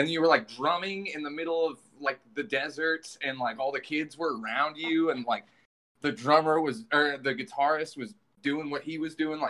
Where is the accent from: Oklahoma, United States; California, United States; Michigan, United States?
California, United States; Bay Area; I'm from the Bay Area, and like, when I was growing up, there was a ton of like weirdo hardcore bands.